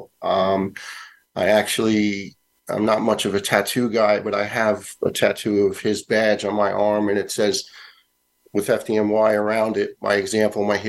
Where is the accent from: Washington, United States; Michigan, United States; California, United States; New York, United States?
New York, United States; New York City; the young guys I grew up with in Staten Island